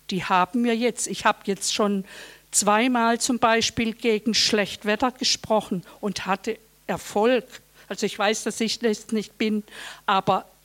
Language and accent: German; Karlsruhe, Baden-Württemberg, Germany; Guten Abend … bin aus Karlsruhe.